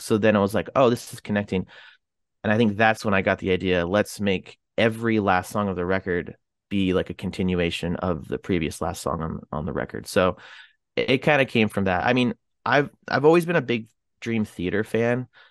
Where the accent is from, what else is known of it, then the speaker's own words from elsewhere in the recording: Canada; I'm from Canada